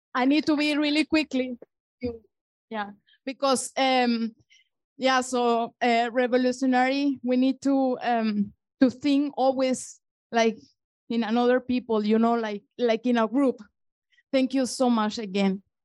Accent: region of Hugo Chavez, Barinas, Venezuela; moved away; from Venezuela. Um, I am from the region from Hugo Chavez.

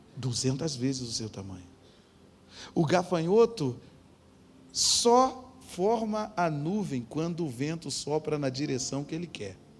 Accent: Nova Iguaçu, Rio de Janeiro, Brazil; moved away; Então eu vim desse lugar, eu, eu, eu vim de uma família pobre, de um lugar pobre, de um lugar pobre, violento e debilidade.

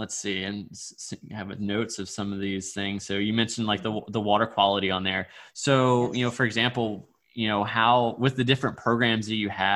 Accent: Virginia, United States; I'm from Virginia

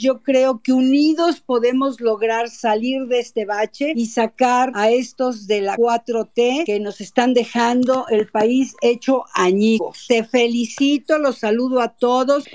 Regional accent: Mexico; como mexicanos

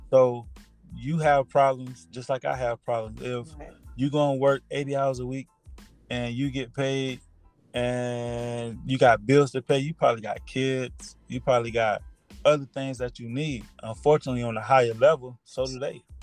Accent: South Florida, United States; I was born and raised in South Florida.

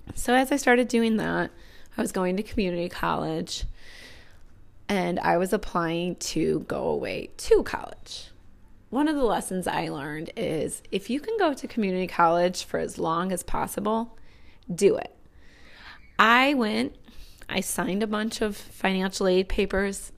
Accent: Northwest Indiana, United States; now in Chicago, United States; I grew up in Northwest Indiana.

